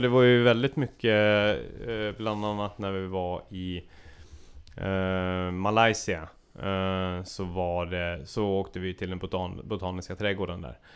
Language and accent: Swedish; Sweden; jag var eh, gäst från Sverige